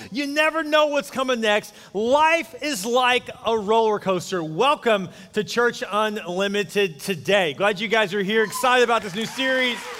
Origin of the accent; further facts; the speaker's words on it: Houston, Texas, United States; I grew up in Houston, actually near Joel, actually not far from him